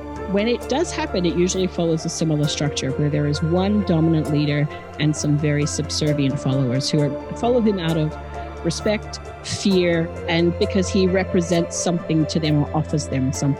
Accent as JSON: {"language": "English", "town": "Adelaide", "region": "South Australia", "country": "Australia", "tie": "born or raised there", "accent": "Australian", "said": "And Adelaide is my hometown. I'm going to honor my roots by talking more in my natural Australian accent tonight."}